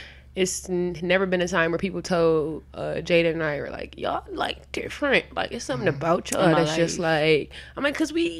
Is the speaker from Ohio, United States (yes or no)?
yes; Toledo, Ohio, United States; we're teenage girls in Toledo.